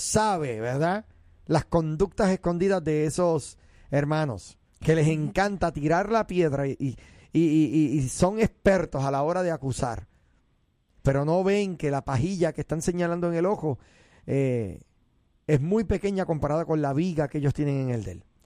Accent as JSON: {"language": "Spanish", "country": "Puerto Rico", "said": "yo soy puertorriqueño"}